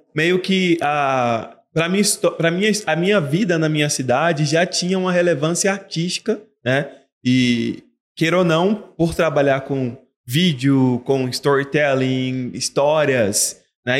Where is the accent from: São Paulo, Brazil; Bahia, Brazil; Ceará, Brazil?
Bahia, Brazil; Feira de Santana; Eu sou de Feira de Santana, na Bahia.